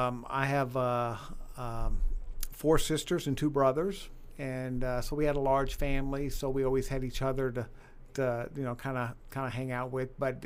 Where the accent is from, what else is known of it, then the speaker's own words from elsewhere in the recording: Mountain View, Arkansas, United States; So basically from junior high through high school, I grew up in Arkansas.